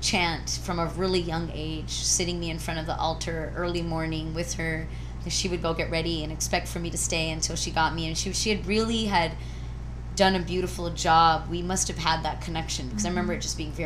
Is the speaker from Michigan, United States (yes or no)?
no; Santee, California, United States; also born or lived in Chicago, Illinois, United States; up in Chicago until I was 7 and then moved to Santee, which is like East County area of San Diego.